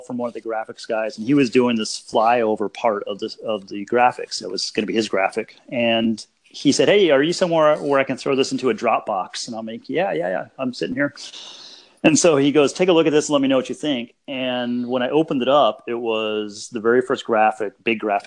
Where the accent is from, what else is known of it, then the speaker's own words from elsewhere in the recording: Denver, Colorado, United States; I grew up in Colorado.